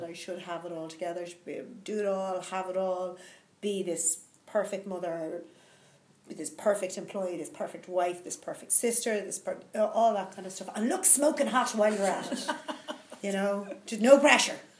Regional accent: Dublin, Leinster, Ireland; I'm from Dublin

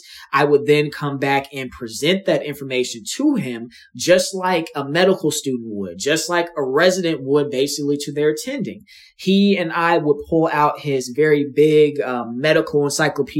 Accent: Los Angeles, California, United States; moved away as an adult; also born or lived in Dallas, Texas; now in St. Louis, United States; I'm originally from Los Angeles, California, from the Inglewood area

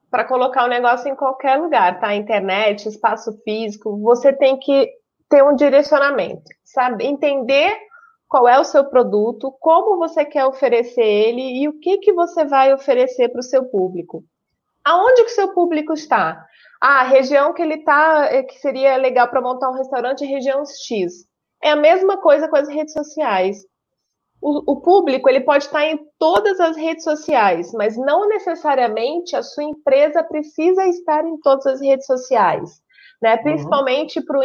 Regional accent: Rio de Janeiro, Brazil; now in Taboão da Serra, Brazil; eu sou carioca, apesar do sotaque ser misturado.

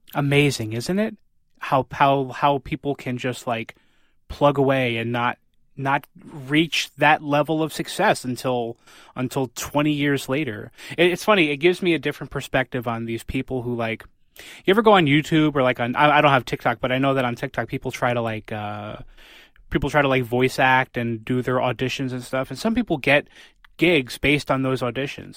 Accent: New Haven, Connecticut, United States; I'm from New Haven

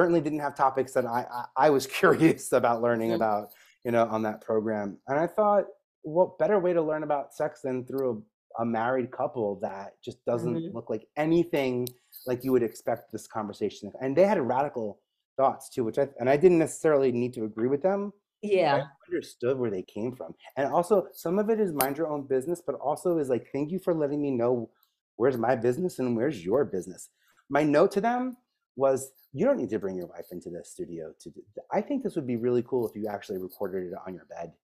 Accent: New York, United States; especially as a New Yorker

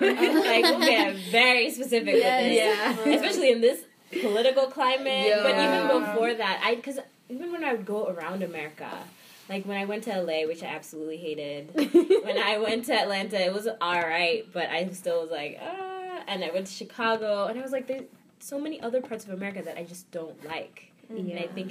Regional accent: Kenya; now in New York City, United States; I am from Kenya. I claim Kenya even though I wasn't technically born there.

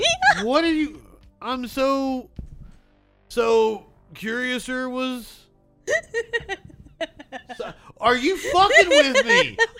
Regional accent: Appalachia, United States; I'm from Appalachia.

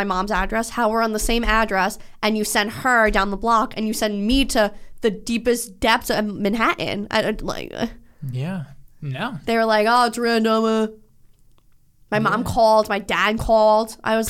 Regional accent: Trinidad & Tobago; moved away; I'm not Indian. I'm Trinidadian.

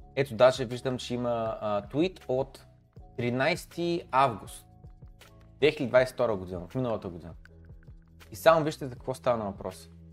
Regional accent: Bulgaria; Всички сме бедни българи, човек. Ние сме в България

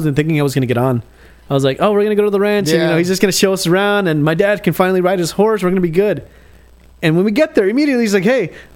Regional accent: California, United States; moved away; I'm from California

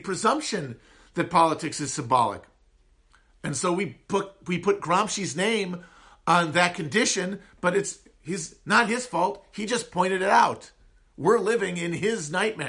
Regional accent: Upper Midwest, United States; accent: high nasal twang of the upper Midwest; I have one of the least appealing American accents, the high nasal twang of the upper Midwest

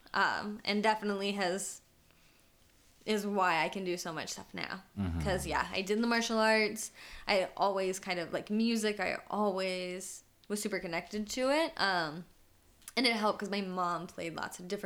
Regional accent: Knoxville, Tennessee, United States; I grew up in Knoxville, Tennessee, so I didn't grow up in a big city

